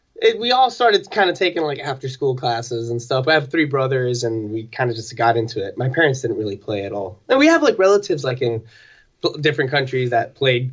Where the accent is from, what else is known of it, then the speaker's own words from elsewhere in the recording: Los Angeles, California, United States; I'm from Los Angeles, California, maybe like Northeast LA kind of.